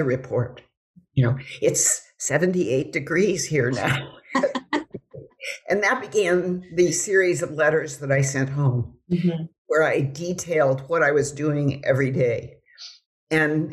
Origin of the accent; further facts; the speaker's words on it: Beaverton, Oregon, United States; moved away; I was from Beaverton, because Beaverton was just such a little burg at that time